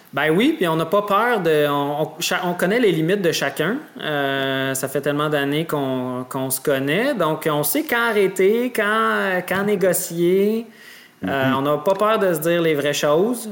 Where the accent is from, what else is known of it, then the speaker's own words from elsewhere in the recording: Salaberry-de-Valleyfield, Quebec, Canada; on vient de la grande région, là, euh, disons, de, l'ouest de Montréal, euh, du Turois, Vaudreuil, Valleyfield. Euh, c'est vraiment notre, région natale